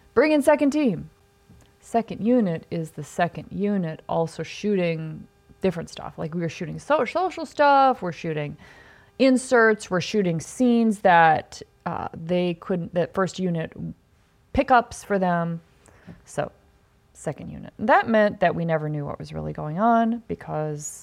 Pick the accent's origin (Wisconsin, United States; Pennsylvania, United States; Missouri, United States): Wisconsin, United States; Mount Horeb; moved away; I'm like, Mount Horeb